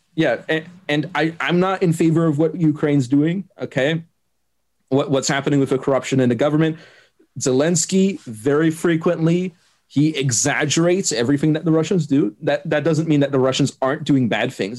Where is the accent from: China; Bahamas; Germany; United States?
Germany; first language German; English is a second language; I'm from Germany.